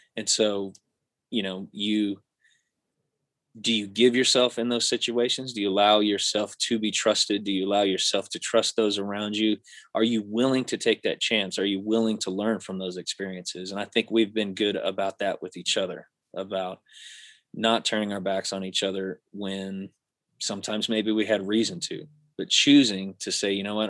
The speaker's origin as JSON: {"language": "English", "region": "Missouri", "country": "United States", "tie": "born or raised there", "said": "we grew up in Missouri together"}